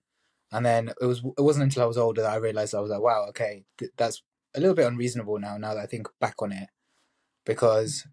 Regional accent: Northamptonshire, East Midlands, United Kingdom; I grew up in a very quaint town in Northamptonshire, which is close to Birmingham, kind of like in the Midlands of the UK

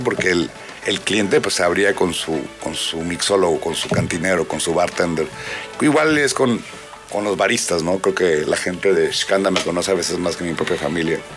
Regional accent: Mexicali, Baja California, Mexico; yo soy de Mexicali, el desierto

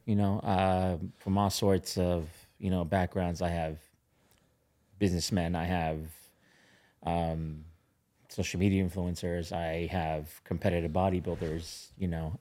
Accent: Orange County, California, United States; I grew up in Orange County

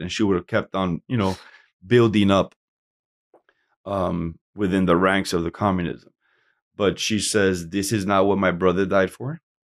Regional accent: Hialeah, Florida, United States; also born or lived in Camagüey, Cuba / Puerto Rico; We came to Miami, Hialeah. You know, I grew up in Hialeah

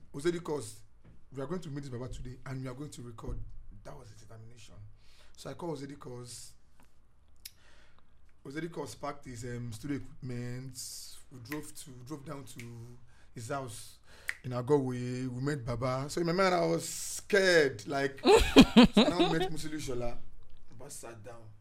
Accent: Isoko, Delta, Nigeria; I'm from Delta State, Soko. I be Soko boy now

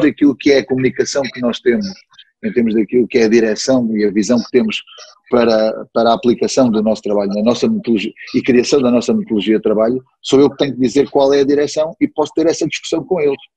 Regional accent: Beja, Alentejo, Portugal; moved away; also born or lived in Évora; Eu nasci em Évora, fui registado em Beja

